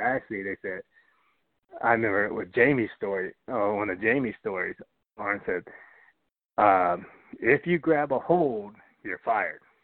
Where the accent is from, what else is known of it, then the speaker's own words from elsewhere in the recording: Atlanta, Georgia, United States; I grew up in Atlanta